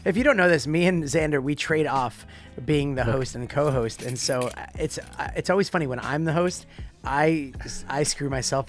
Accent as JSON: {"language": "English", "country": "United States", "accent": "American", "lives_now": "Australia", "said": "I'm not from Australia, but I live in Australia. Yeah, I always have to say that because when you say I'm from Australia and then I start talking with my, you know, American accent."}